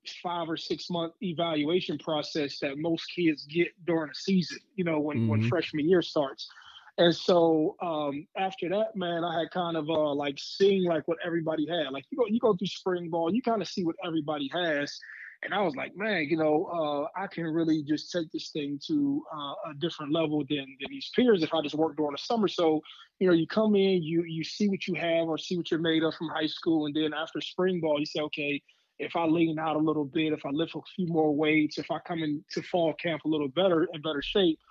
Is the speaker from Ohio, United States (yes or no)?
yes; Youngstown, Ohio, United States; I'm from Youngstown